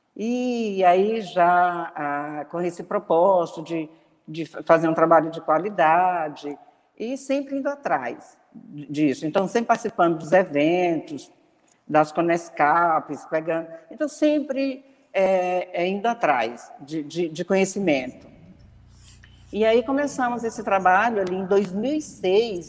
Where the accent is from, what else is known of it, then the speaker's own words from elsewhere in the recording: Tocantins, Brazil; also born or lived in Goiânia; now in Palmas, Brazil; eu sou daqui do Tocantins, morava num lugar que não tinha é, faculdade, então eu fui estudar em Goiânia